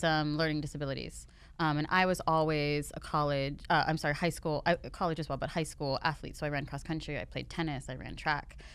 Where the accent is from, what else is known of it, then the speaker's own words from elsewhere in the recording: Pittsburgh, Pennsylvania, United States; moved away as an adult; also born or lived in Los Angeles; now in Miami, United States; I was born and raised in Pittsburgh